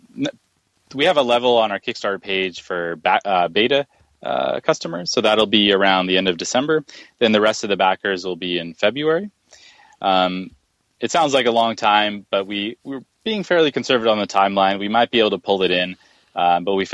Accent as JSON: {"language": "English", "area": "Silicon Valley", "region": "California", "country": "United States", "tie": "born or raised there", "said": "I was born and raised in Silicon Valley"}